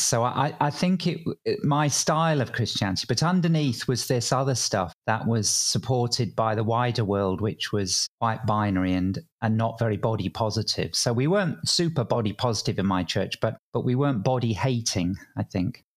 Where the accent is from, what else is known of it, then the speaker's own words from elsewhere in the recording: England, United Kingdom; accent: English; now in Sydney, Australia; I grew up in England, probably tell from my accent